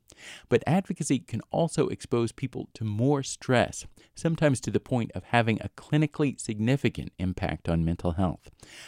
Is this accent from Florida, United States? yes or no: no; Johnson County, Kansas, United States; When I was growing up in Johnson County, Kansas